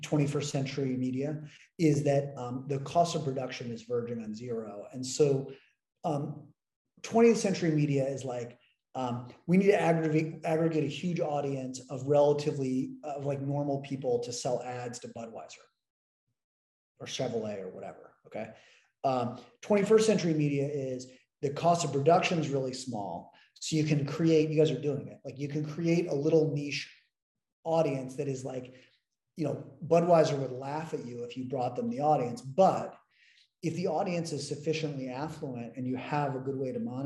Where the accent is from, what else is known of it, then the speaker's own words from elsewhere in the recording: United States; also born or lived in London; I'm the American and I'm young